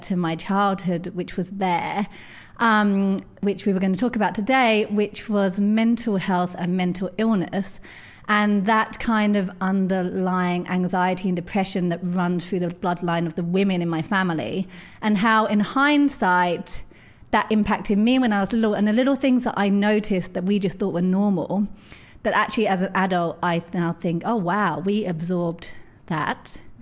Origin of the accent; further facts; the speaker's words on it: edge of London, United Kingdom; I grew up in, um, on the edge of London, as you can tell from my accent.